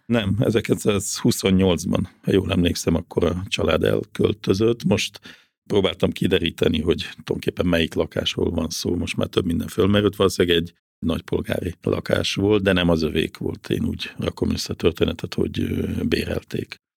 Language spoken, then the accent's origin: Hungarian; Gödöllő, Pest, Hungary; én ugye Gödöllön nőttem föl